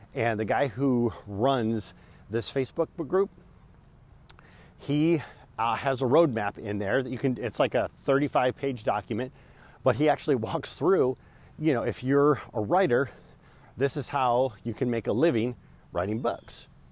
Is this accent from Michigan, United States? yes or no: yes; Michigan, United States; I am from Michigan